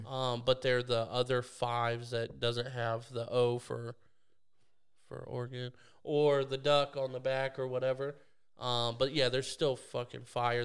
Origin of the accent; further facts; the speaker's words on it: Canada; moved away; I'm, I'm Canadian